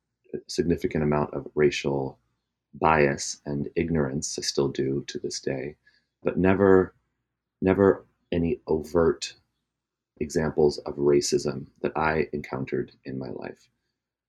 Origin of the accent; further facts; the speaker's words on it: Alameda, Bay Area / Sierra Nevada foothills, California, United States; I was born in the Bay Area and grew up in a pretty mixed culturally mixed neighborhood in the Bay Area, Alameda